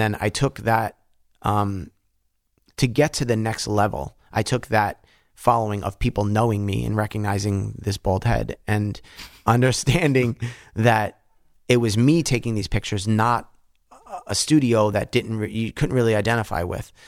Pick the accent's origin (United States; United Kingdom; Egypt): United States; Yonkers, New York; I grew up in Bronxville, or fake Bronxville, it was Yonkers, but Bronxville P